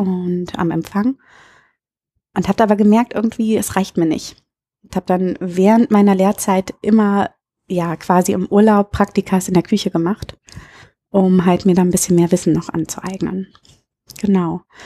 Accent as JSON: {"language": "German", "region": "Berlin", "country": "Germany", "also_born_or_lived": "Munich", "moved": "yes", "lives_now": "Münster, Germany", "said": "ich komme ursprünglich aus Berlin"}